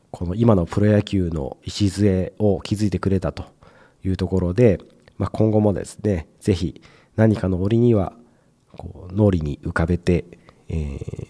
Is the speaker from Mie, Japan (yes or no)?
yes; Mie, Japan; 僕も同じ三重県